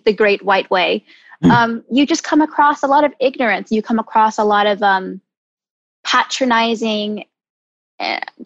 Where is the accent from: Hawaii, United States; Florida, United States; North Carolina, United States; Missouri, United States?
North Carolina, United States; Charlotte; also born or lived in San Diego, California; I moved to Charlotte, North Carolina.